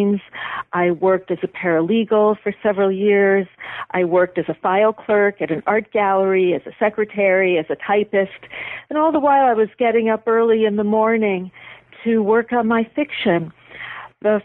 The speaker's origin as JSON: {"language": "English", "town": "Buffalo", "region": "New York", "country": "United States", "tie": "born or raised there", "moved": "yes", "said": "I was back in my hometown, Buffalo, visiting my parents"}